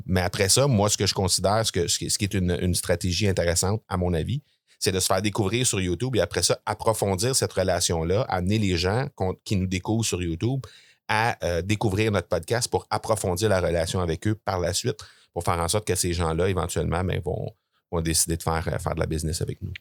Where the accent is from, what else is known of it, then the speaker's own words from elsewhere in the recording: Granby, Quebec, Canada; je suis de Grenby, euh, une petite ville là, située entre euh, Montréal et, Sherbrooke, pour les gens qui sont pas familiers avec ça. Euh, je suis né là, j'ai grandi là